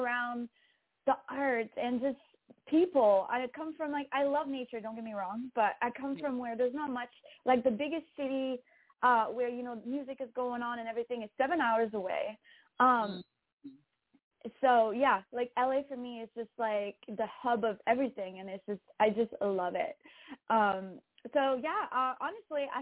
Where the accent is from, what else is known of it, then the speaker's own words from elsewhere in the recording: Rouyn-Noranda, Quebec, Canada; first language French; English is a second language; moved away as an adult; also born or lived in Toronto, Ontario; now in Los Angeles, United States; my hometown. So it's French, and it's the way you pronounce it is Rouyn-Noranda